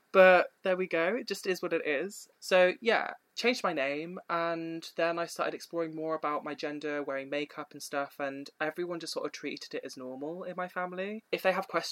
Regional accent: Oxfordshire, South East England, United Kingdom; I grew up mostly in Oxfordshire for 6 years.

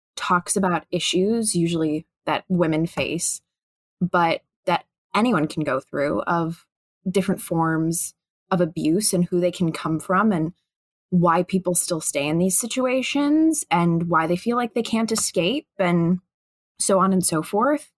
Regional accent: Chicago, Illinois, United States; I'm, I'm from Chicago

